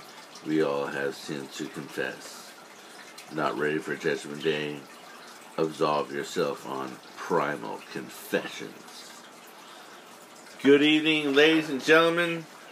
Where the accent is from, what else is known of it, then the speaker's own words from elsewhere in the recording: Los Angeles, California, United States; moved away; also born or lived in Oklahoma; I am not an Oklahoma boy. I am from Los Angeles. I'm always going to claim the City of Angels, but I did test my waters in Oklahoma for a while.